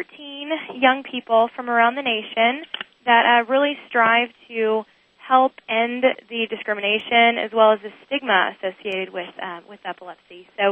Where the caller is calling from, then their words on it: Texas, United States; Hi, I'm calling from Texas.